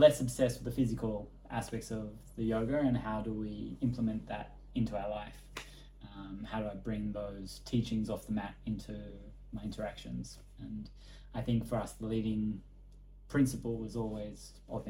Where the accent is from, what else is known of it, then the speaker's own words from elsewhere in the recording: Australia; moved away as an adult; also born or lived in Thailand; now in Bali, Indonesia; I grew up in Australia